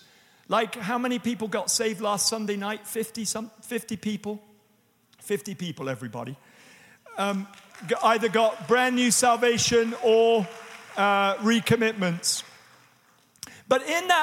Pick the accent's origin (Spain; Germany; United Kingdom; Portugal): United Kingdom; England; now in United States; as we would say in England